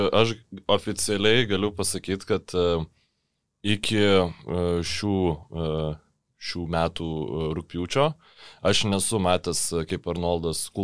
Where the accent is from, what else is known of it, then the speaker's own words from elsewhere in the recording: Lithuania; mes lietuviai